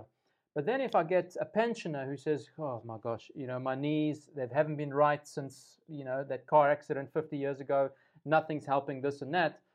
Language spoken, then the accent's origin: English; South Africa; as a South African